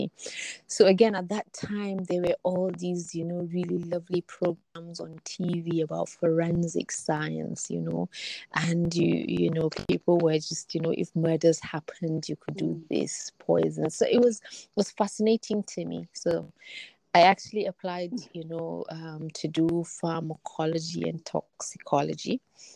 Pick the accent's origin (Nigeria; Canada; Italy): Nigeria; Kaduna, Kaduna State; I grew up in Kaduna. I was born and I've lived in Kaduna, or have lived there for the past 40 odd years.